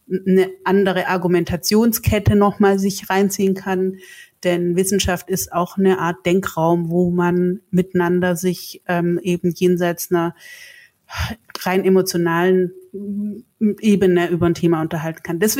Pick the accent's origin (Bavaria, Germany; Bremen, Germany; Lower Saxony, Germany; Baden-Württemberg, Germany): Baden-Württemberg, Germany; accent: Swabian; Ich komme ja auch aus dem Süden und habe damals gab es noch SDR 3 mit äh, 16, 17 ein im besten Schwäbisch gesprochenen ein Tape geschickt